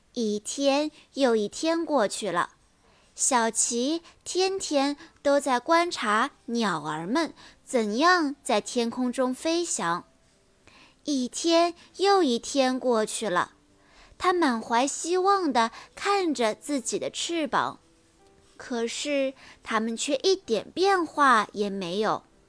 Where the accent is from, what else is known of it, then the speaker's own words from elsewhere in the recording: Pingyang, Zhejiang, China; 今年八岁了，我来自浙江温州，平阳的美丽小镇